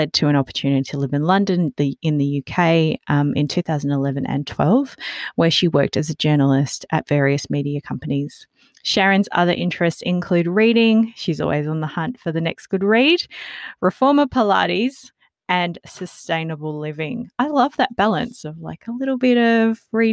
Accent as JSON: {"language": "English", "country": "Australia", "tie": "born or raised there", "also_born_or_lived": "Mauritius", "accent": "Aussie", "second_language": "English", "said": "I immigrated to Australia when I was quite young, a lot younger than 12"}